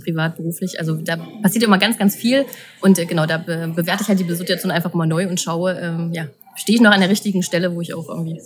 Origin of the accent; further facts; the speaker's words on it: Leipzig, Saxony, Germany; ich komme aus Leipzig